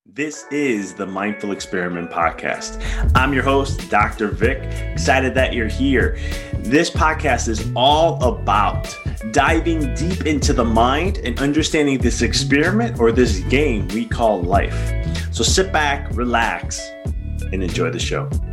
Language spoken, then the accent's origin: English; Chicago, Illinois, United States; I'm from Chicago